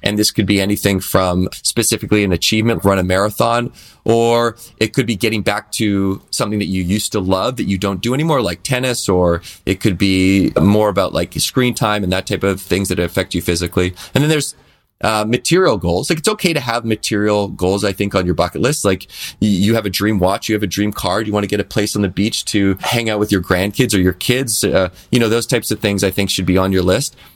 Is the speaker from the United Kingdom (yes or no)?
no; Victoria, British Columbia, Canada; growing up in Victoria, B C, which is an island in, in Canada